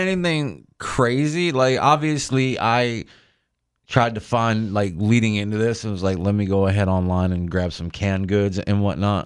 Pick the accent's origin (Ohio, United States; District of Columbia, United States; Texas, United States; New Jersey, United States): New Jersey, United States; now in Tampa, United States; I was born and raised in Jersey